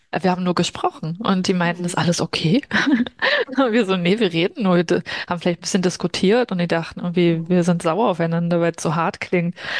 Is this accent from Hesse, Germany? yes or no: no; Berlin, Germany; also born or lived in Brazil; ich komme ja aus Berlin.